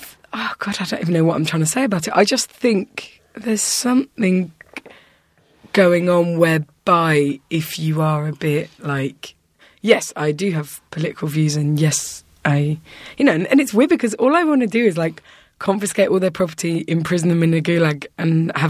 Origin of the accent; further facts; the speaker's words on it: England, United Kingdom; I'm from England.